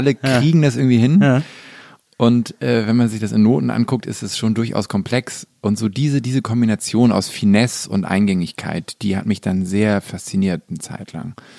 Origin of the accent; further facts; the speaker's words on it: Hamburg, Germany; ich bin ja in Hamburg groß geworden